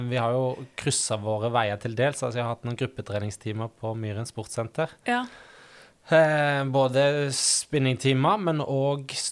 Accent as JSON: {"language": "Norwegian", "town": "Øystese", "region": "Vestland", "country": "Norway", "lives_now": "Oslo, Norway", "said": "Eh, og eh, er fra Hardanger, Øystese. Har en liksom miksa dialekt av alle ting. Eh, så noen tror jeg er fra Haugesund, og noen tipper òg Sørlandet"}